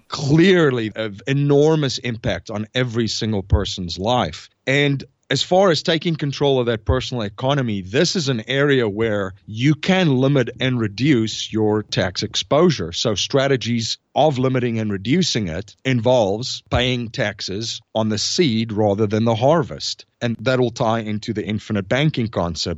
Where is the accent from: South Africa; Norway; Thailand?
South Africa; moved away as an adult; now in United States; I'm originally from South Africa. I came to the United States in two thousand and one after I graduated university